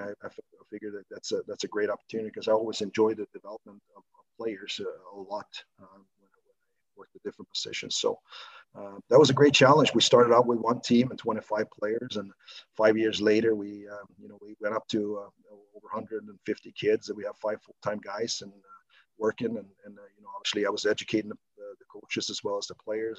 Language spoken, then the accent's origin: English; Stockholm, Stockholm County, Sweden; moved away as an adult; also born or lived in Huddinge; born and raised in southern southern part of Stockholm